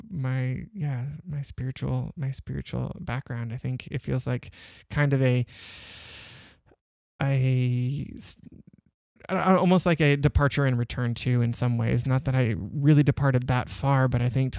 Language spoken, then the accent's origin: English; Southern California, United States; I grew up in Southern California